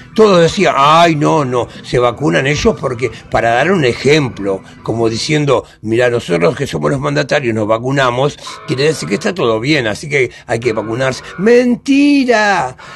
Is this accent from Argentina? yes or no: yes; Argentina; una nación tan grande como la Argentina, que tenemos de todo